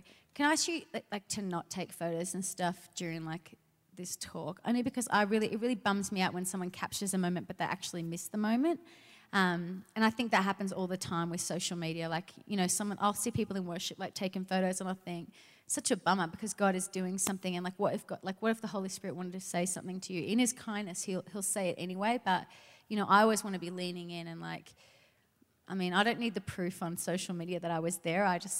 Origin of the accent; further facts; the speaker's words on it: Sydney, New South Wales, Australia; I'm originally from Australia, from Sydney.